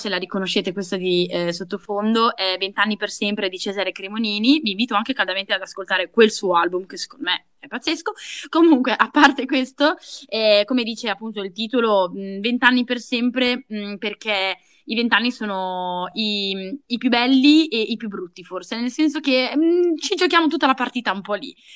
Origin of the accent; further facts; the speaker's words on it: Southern Italy, Italy; Anche se dal mio accento non si direbbe, in realtà sono terrona.